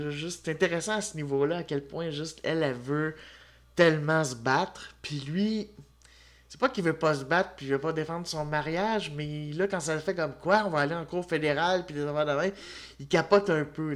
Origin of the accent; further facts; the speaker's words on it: Quebec, Canada; Je suis un Québécois